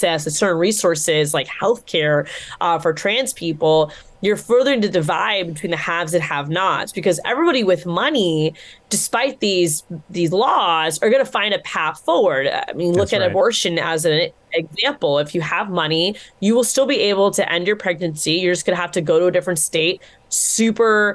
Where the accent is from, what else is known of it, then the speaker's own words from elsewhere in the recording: Florida, United States; my home state